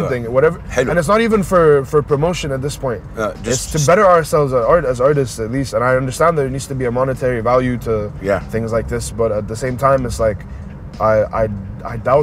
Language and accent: English; Egypt; where are you from? I'm just like, Egypt